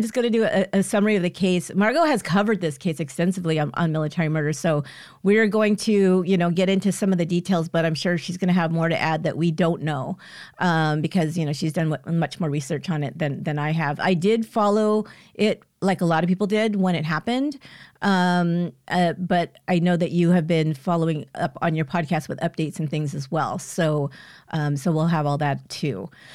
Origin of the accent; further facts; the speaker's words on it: California, United States; we were been Californians for a long time